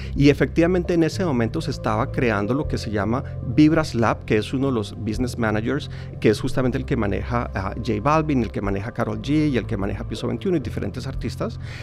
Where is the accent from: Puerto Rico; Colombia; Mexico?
Colombia; yo como colombiano